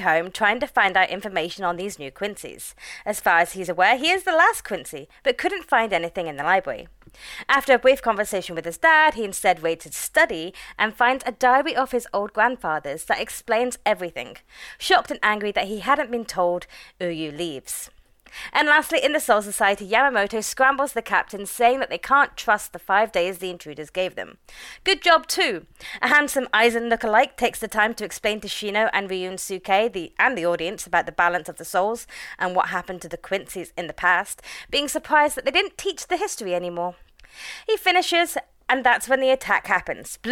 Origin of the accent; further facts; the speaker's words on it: United Kingdom; we're British